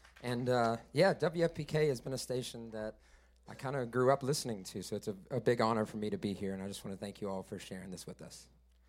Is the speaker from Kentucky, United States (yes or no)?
yes; Louisville, Kentucky, United States; I grew up here in Louisville, Kentucky, and the proud son